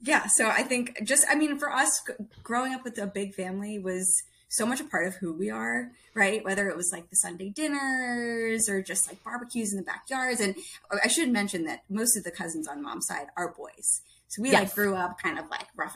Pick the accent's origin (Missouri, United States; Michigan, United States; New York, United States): New York, United States; I'm a New Yorker and I'm an Italian American